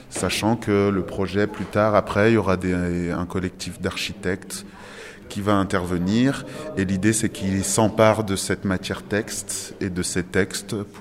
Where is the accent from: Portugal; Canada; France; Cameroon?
Portugal; Il y a une bétonnière parce que je suis portugais.